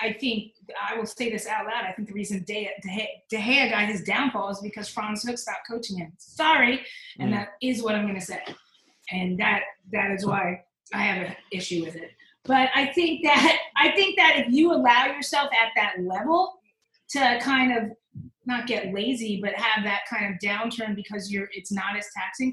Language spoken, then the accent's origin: English; Princeton, New Jersey, United States; I grew up in Princeton